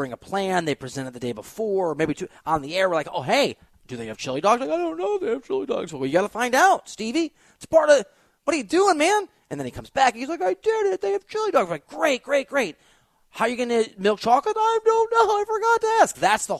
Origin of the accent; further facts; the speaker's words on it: United States; accent: American; use my American accent